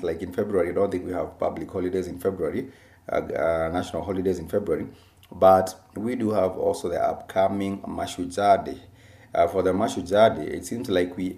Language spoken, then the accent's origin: English; Kenya; our Kenyan people